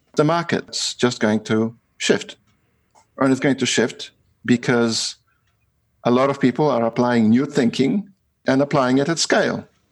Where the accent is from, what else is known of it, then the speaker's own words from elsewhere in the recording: Australia; I'm from Australia